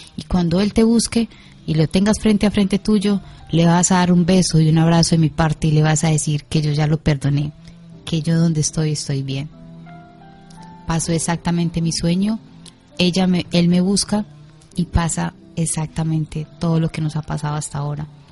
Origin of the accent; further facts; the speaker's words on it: Colombia; yo vengo desde Colombia